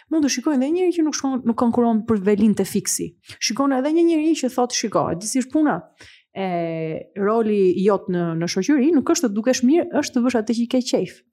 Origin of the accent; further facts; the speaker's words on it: Gjirokastër, Gjirokastër County, Albania; Unë në Gjirokastër që jam rritur, ka qenë vetëm gurë.